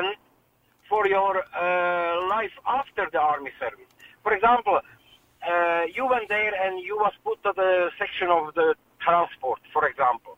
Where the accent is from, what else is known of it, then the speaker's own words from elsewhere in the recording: Hungary; English is a second language; moved away as an adult; now in Ireland; I'm originally from Hungary, right? And when I was young, as soon as you reached 18, you have to go for a 2 years of service